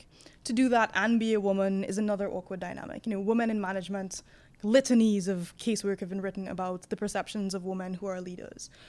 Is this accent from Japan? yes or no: no; Trinidad & Tobago; moved away as an adult; also born or lived in London, United Kingdom; I was raised in the Caribbean